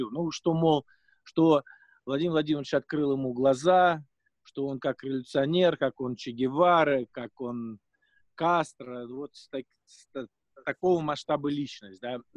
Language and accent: Russian; Russia; вызывает скорее положительную эмоцию у людей, когда они узнают, что я из России